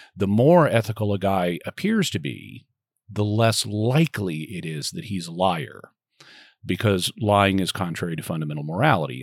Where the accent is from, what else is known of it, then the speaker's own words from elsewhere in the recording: Arkansas, United States; also born or lived in Texas; now in San Diego, United States; I grew up in Arkansas